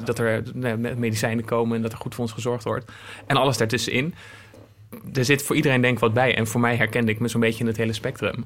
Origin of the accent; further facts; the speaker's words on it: Apeldoorn, Gelderland, Netherlands; moved away as an adult; also born or lived in Zwolle; ik ben in Apeldoorn opgegroeid en ik ging in Zwolle studeren